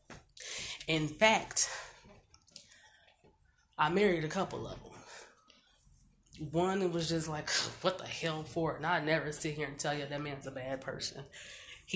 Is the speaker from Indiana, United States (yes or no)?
no; Omaha, Nebraska, United States; I was born and raised in North Omaha Bottoms